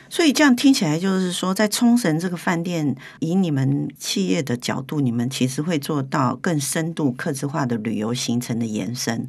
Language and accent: Chinese; Taiwan; 我们台湾人喜欢去日本